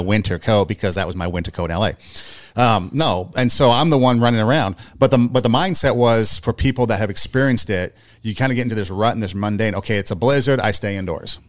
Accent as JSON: {"language": "English", "town": "Los Angeles", "region": "California", "country": "United States", "tie": "born or raised there", "also_born_or_lived": "Iowa / Nebraska", "said": "I grew up in California, I grew up in L"}